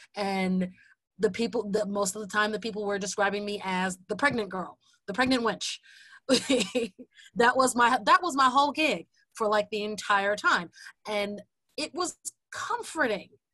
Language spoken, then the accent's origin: English; Jersey City, New Jersey, United States; I grew up in Jersey City